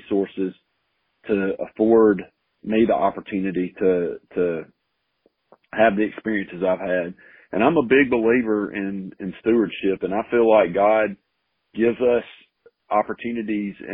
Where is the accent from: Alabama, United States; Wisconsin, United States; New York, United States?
Alabama, United States; Selma; moved away as an adult; also born or lived in Auburn; now in Prattville, United States; I grew up in Selma, not far from Prattville